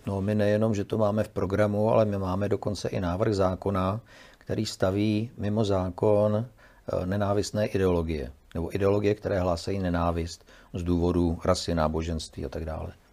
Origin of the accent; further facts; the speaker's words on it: Czechia; my jsme Češi